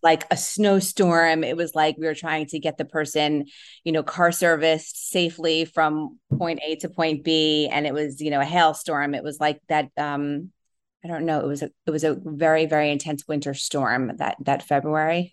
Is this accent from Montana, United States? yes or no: no; New Jersey, United States; I grew up in New Jersey